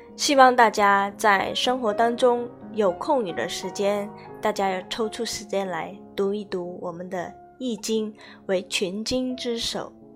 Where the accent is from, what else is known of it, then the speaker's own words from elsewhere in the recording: China; 身为中国人